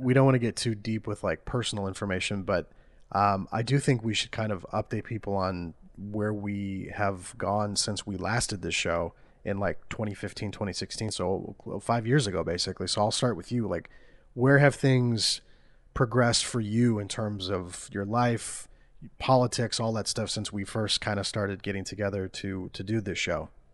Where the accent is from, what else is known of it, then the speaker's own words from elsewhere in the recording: Iowa, United States; we're from Iowa. It's, it's flyover country